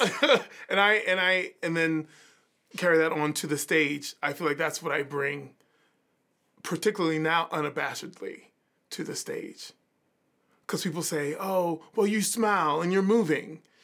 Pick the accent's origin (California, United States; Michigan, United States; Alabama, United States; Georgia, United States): Georgia, United States; Savannah; moved away; also born or lived in Philadelphia; growing up in Savannah